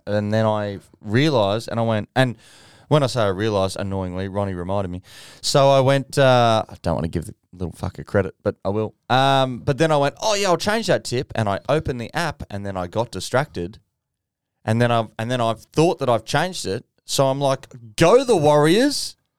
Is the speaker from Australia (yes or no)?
yes; Gold Coast, Queensland, Australia; we're all from the Gold Coast